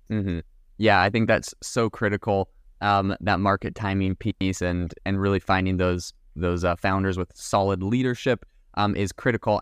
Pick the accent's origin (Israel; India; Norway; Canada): Canada; now in United States; I'm from Canada, so I've immigrated to America as well.